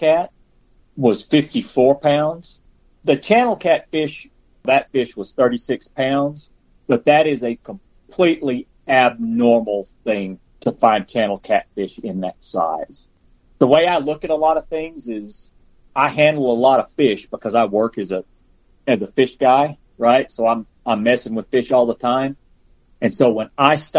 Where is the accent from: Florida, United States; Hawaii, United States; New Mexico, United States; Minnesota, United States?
New Mexico, United States; Carlsbad; also born or lived in Las Cruces, New Mexico / Roswell, New Mexico / Albuquerque, New Mexico; I grew up in Carlsbad